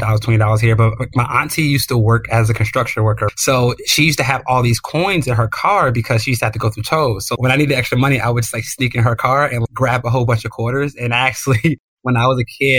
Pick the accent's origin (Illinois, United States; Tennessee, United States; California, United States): Illinois, United States; Chicago; I grew up on the South Side of Chicago in a pretty impoverished neighborhood